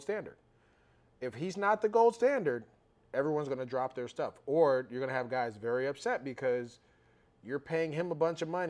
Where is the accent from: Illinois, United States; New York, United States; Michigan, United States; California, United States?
California, United States; I'm from California